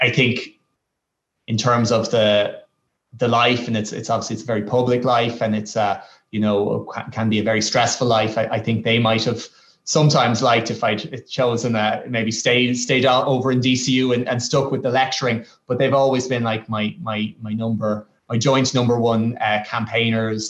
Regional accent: Dublin, Leinster, Ireland; I grew up just outside of Mulhuddart

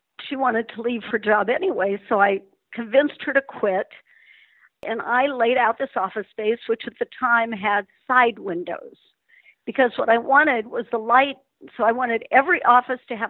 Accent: Denver, Colorado, United States; I grew up in Denver, Colorado. Spectacular place to live and grow up. It's where I'm still centered.

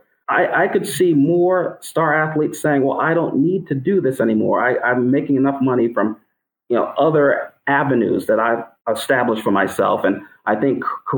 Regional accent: New York City, New York, United States; I grew up in Brooklyn, New York, playing a variety of sports

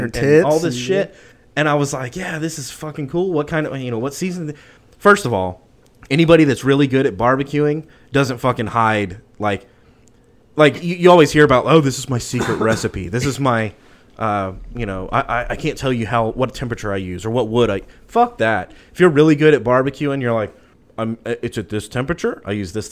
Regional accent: Austin, Texas, United States; I'm from Austin.

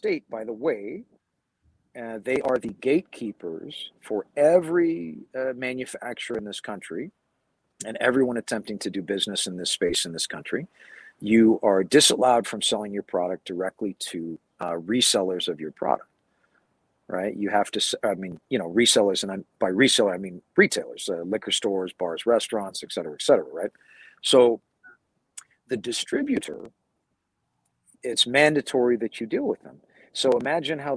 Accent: California, United States; my home state of California.

